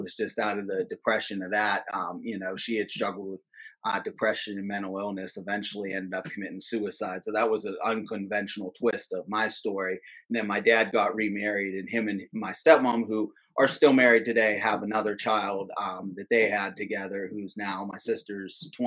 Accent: Latrobe, Pennsylvania, United States; also born or lived in Johnstown, Pennsylvania; I grew up mostly in Western Pennsylvania, like outside of Pittsburgh.

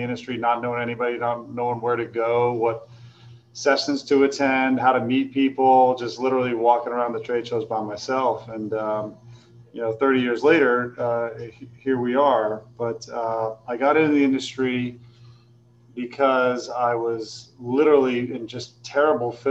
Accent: Maine, United States; also born or lived in California; I'm from Maine

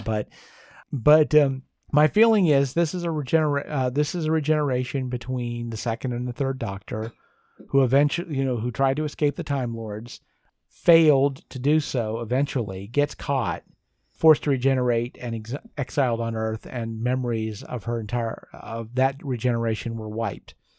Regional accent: United States; I'm an American

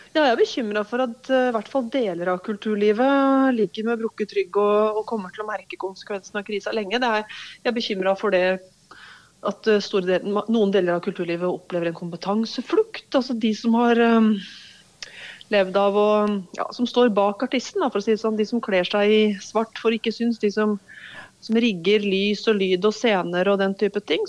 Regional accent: Hedmarken, Innlandet, Norway; på Hedmarken der jeg kommer fra.

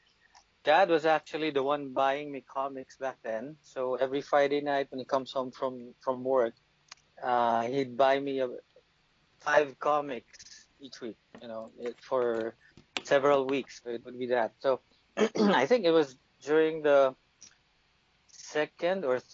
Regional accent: Philippines; I'm a Filipino.

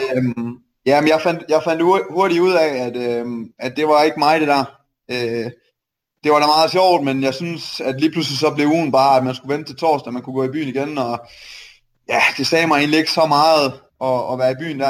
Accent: Aarhus, Central Denmark Region, Denmark; also born or lived in Silkeborg; Jeg er født og opvokset i Aarhus, og så øh, flyttede vi til Silkeborg, da jeg blev 14, tror jeg

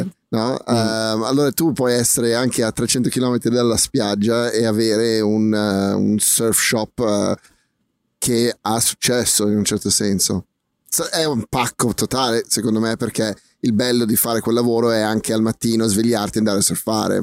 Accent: South Africa; moved away; noi siamo cresciuti in Sudafrica

